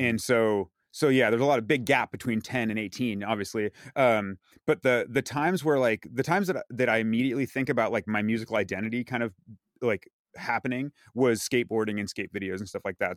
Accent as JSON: {"language": "English", "town": "San Carlos", "region": "California", "country": "United States", "tie": "born or raised there", "also_born_or_lived": "Redwood City", "said": "I was born in Redwood City, um, lived in San Carlos when I was growing up"}